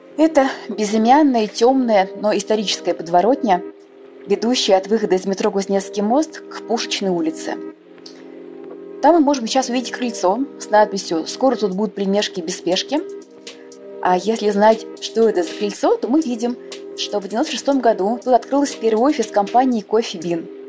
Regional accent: Moscow, Russia; Я родилась в Москве, это мой родной любимый город.

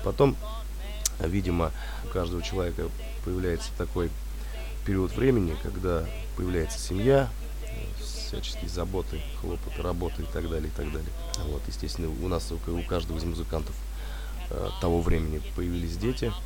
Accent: Sobinka, Vladimir Oblast, Russia; Мы не из Владимира самого, наш город Собинка родной

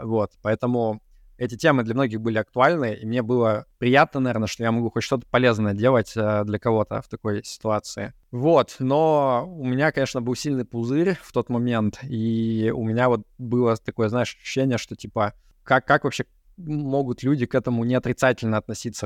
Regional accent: Yekaterinburg, Sverdlovsk Oblast, Russia; moved away as an adult; also born or lived in Moscow, Russia; now in Cyprus; я родился и вырос в Екатеринбурге

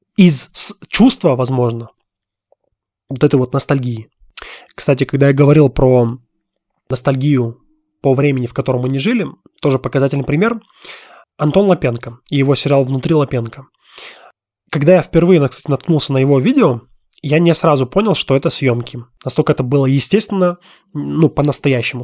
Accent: Russia; moved away as an adult; now in Armenia; я все равно родился и вырос в России. И там моя родина

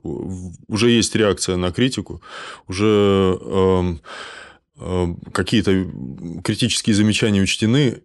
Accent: Kaliningrad, Kaliningrad Oblast, Russia; я из Калининграда, у нас Кант

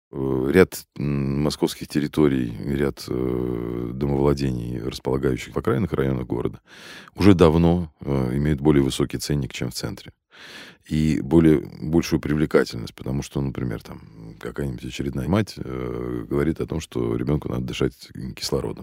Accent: Moscow, Russia; Я родился и вырос в Москве, в самом центре, на Чистых прудах

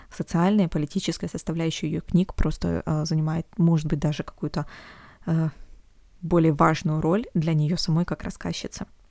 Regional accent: Omsk, Omsk Oblast, Russia; из Омска, из моего родного города

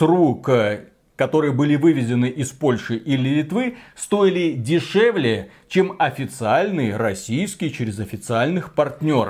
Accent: Belarus; как белорус

